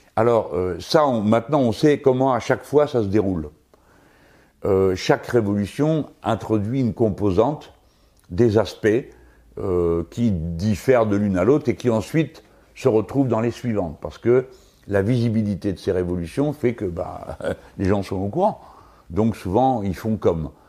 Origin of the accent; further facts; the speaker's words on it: France; Nous autres Français